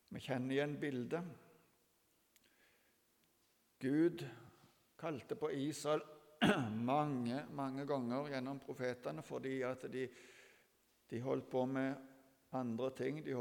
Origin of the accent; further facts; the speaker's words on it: Ethiopia; jeg har vokst opp i Etiopia.